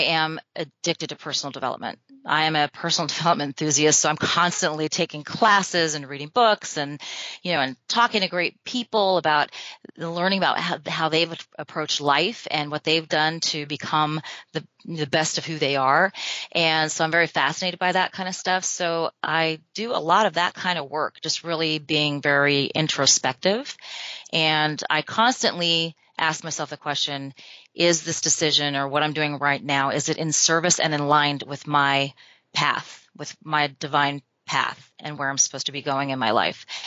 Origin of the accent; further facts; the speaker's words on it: Albuquerque, New Mexico, United States; I'm from New Mexico. I grew up in Albuquerque